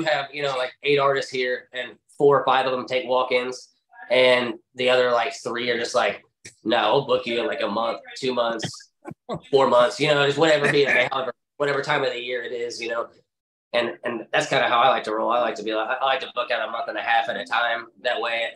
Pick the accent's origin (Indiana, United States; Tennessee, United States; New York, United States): Indiana, United States; Indianapolis; it's obviously my hometown show